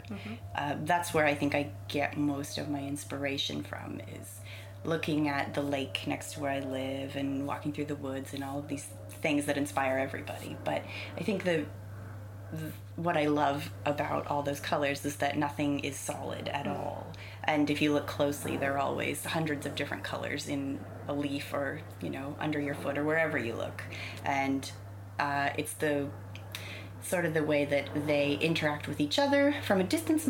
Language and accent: English; Canada; moved away as an adult; also born or lived in England; now in United Kingdom; I know my family's British from a ways back. I think it's my great grandparents. So some more British traditions hung on in my family, but we're pretty Canadian, really